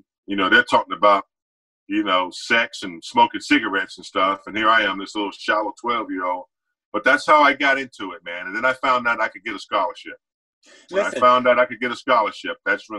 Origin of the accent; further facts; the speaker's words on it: the South, United States; Coop, I grew up in a very small town. You know, I am from the South, country, dirt road, man. I grew up on a dirt road, about 35,000 people back then.